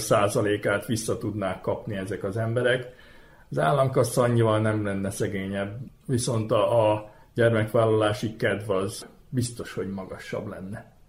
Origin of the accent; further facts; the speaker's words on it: Vojvodina, Serbia; Szülőföldem az ugye van, mert itt születtem ebbe a vajdaságba, és ennek örülök